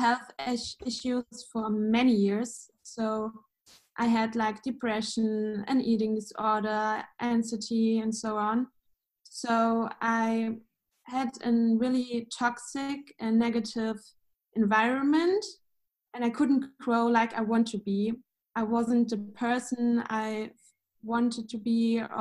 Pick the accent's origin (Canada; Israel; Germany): Germany; Munich, Bavaria; I'm from Munich in Germany